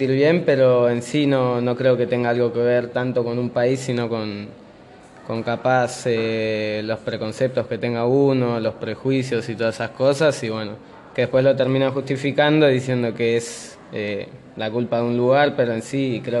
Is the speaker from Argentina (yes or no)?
yes; Argentina; also born or lived in São Paulo, Brazil; yo nací en San Pablo, Brasil, eh, y después me vine para acá, para Argentina, a los cuatro años.